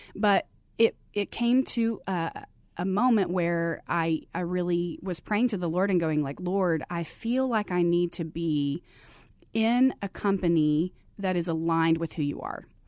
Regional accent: Abilene, Texas, United States; moved away as an adult; now in Arizona, United States; I grew up in Abilene, Texas

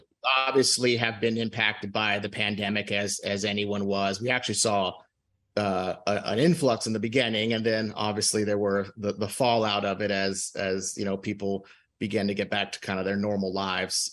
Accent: Houston, Texas, United States; moved away as an adult; now in Dallas, United States; I'm originally from Houston, okay, and uh, I moved to uh, to Dallas for work

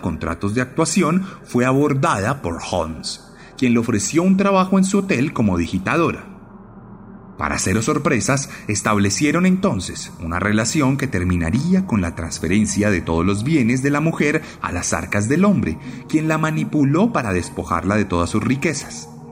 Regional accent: Colombia; en mi país

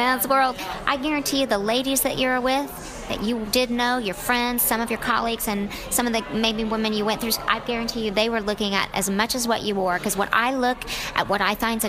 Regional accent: Oklahoma, United States; I'm from Oklahoma

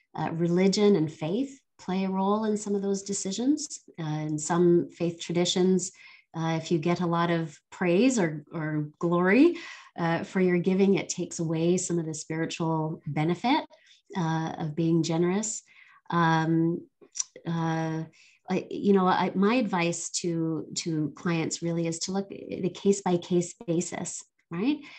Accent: Barbados; now in Canada; I was born here in Canada, um, but I spent uh, a number of my formative years in Barbados uh, in the Caribbean

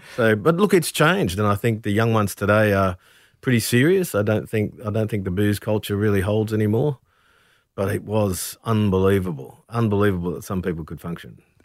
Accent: Brisbane, Queensland, Australia; a young man growing up in Brisbane

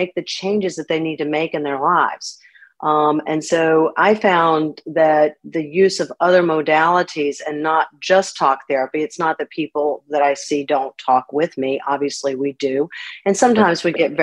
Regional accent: Winston-Salem, North Carolina, United States; moved away as an adult; also born or lived in Massachusetts; I actually grew up in Winston-Salem, and I've just been back here a little over 3 years. So I'm glad to be back in my hometown.

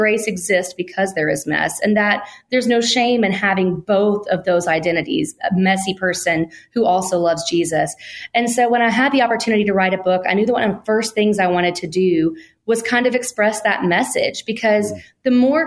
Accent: Alabama, United States; I was born and raised in Alabama.

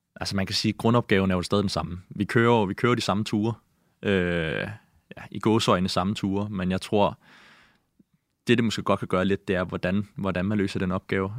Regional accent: Amager, Capital Region of Denmark, Denmark; also born or lived in Greenland; Jeg voksede op på Amager, øh, og jeg har boet øh, fem år i Grønland, øh, da jeg var yngre, mellem jeg var 8 og 13

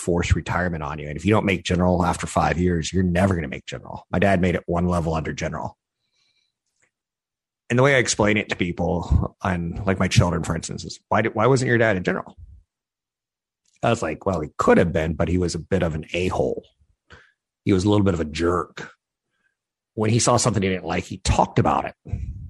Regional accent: Arkansas, United States; I was like, I'm from Arkansas. I can shoot like a squirrel.

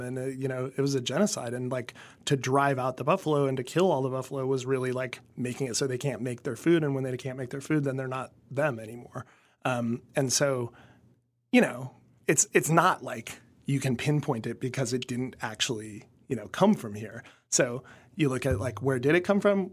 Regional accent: Kansas, United States; growing up in Kansas as a kid

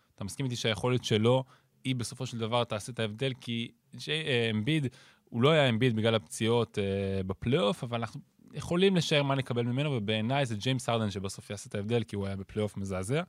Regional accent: Ireland; now in Israel; גדלתי באירלנד

